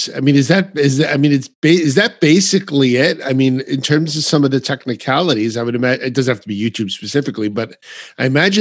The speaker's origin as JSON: {"language": "English", "region": "New York", "country": "United States", "said": "I'm from New York"}